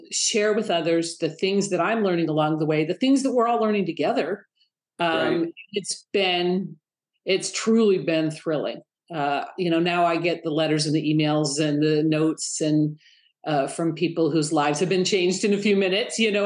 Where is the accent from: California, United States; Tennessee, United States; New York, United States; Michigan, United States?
Michigan, United States; Detroit; moved away; I was raised in Detroit, and I can't tell you how many times I think, how did a little girl from Detroit, Michigan end up here